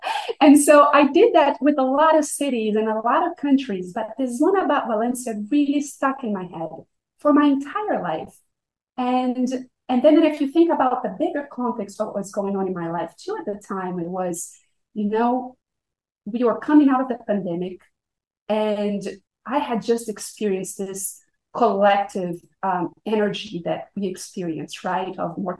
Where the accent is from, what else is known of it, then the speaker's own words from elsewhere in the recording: Brazil; English is a second language; I was born and raised in Brazil. And I had a very comfortable middle-class life